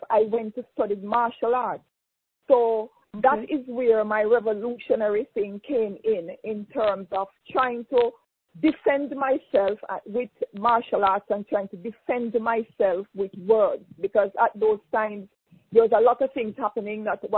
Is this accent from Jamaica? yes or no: yes; Jamaica; also born or lived in Kingston, Jamaica / Westmoreland, Jamaica; I was born in Jamaica, in Kingston, mother and father Kingstonian, and I grew up partially in the country, went to school in the country, and went to school in Kingston